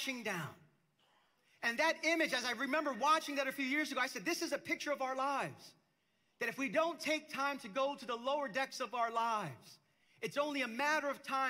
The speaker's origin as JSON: {"language": "English", "town": "New York City", "region": "New York", "country": "United States", "tie": "born or raised there", "also_born_or_lived": "Queens, New York City", "said": "I grew up in the neighborhood in Brooklyn where I grew up"}